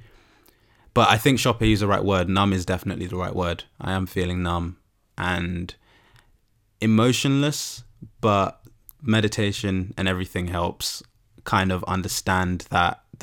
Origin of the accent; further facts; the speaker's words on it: United Kingdom; as Black British people